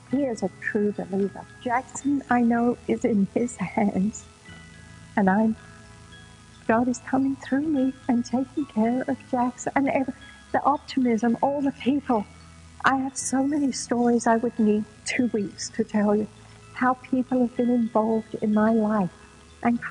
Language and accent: English; London, United Kingdom; moved away as an adult; also born or lived in San Diego, United States; now in United States; I was born and raised in London, England. And when I was about 22, I emigrated to America